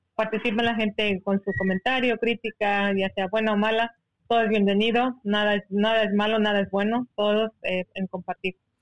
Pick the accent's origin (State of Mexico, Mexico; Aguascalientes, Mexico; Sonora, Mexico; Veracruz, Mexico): Sonora, Mexico; Seri community; first language Seri; Spanish is a second language; ser una comunidad indígena como comunidad con CAS que somos, como hombres y mujeres de arena